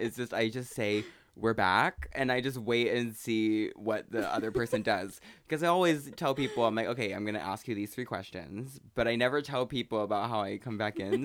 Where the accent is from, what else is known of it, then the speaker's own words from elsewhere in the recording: Pacific Northwest, United States; moved away; my hometown is from, you know, the Pacific Northwest